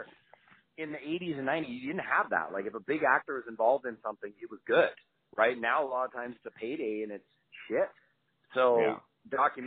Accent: Canada; I grew up in Canada around the motorcycle clubs

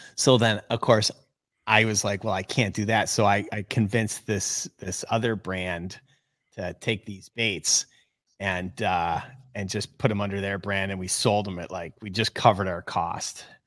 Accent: Oneida Lake, New York, United States; I grew up on Oneida Lake.

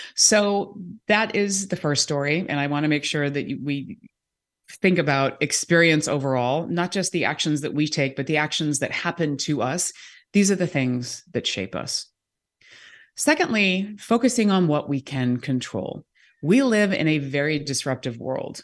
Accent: California, United States; moved away as an adult; also born or lived in New York; now in Seattle, United States; I grew up in California

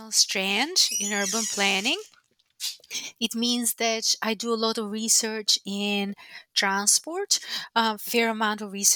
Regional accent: Tirana, Tirana County, Albania; now in United States; I was born in Albania back when it was still a communist dictatorship

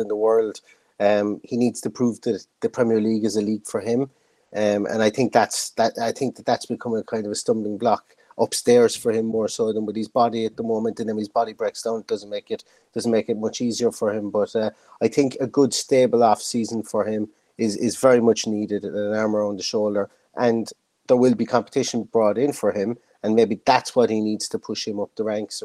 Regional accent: Ireland; being an Irishman

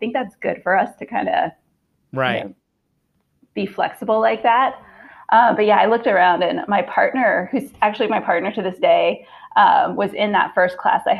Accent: Houston, Texas, United States; From Houston.

